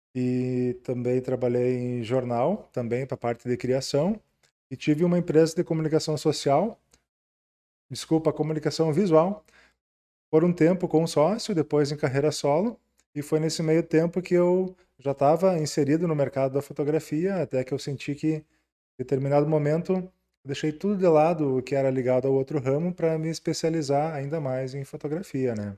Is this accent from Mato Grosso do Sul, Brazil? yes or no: no; Ijuí, Rio Grande do Sul, Brazil; eu sou natural de Ijuí. Uh, nasci, morei ali a vida toda